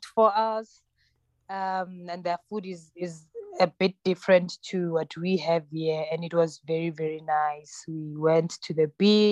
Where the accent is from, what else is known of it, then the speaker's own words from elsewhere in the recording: South Africa; first language Tsonga; English is a second language; I'm originally Tsonga, Xitsonga. So I speak that. That's my mother tongue.